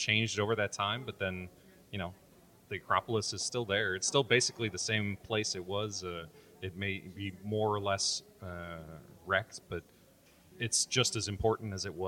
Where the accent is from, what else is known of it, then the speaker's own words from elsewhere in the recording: United States; as an American